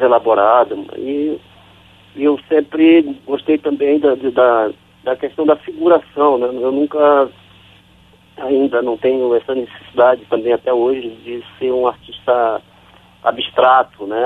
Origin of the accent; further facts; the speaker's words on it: São Luís, Maranhão, Brazil; moved away as an adult; also born or lived in São Bento, Maranhão; now in Rio de Janeiro, Brazil; desde pequeno, né, já saí de São Bento de Bacurituba e fui para São Luís, depois de São Luís eu vim para o Rio